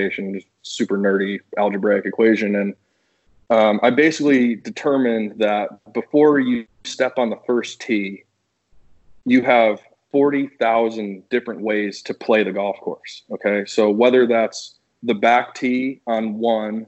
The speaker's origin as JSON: {"language": "English", "town": "Newtown", "region": "Connecticut", "country": "United States", "tie": "born or raised there", "also_born_or_lived": "Florida", "moved": "as an adult", "said": "Newtown's such a good place. It's such a great place to grow up."}